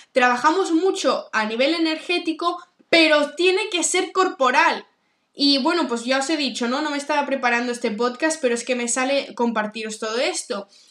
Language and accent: Spanish; Barcelona, Catalonia, Spain; also born or lived in New York; soy de Barcelona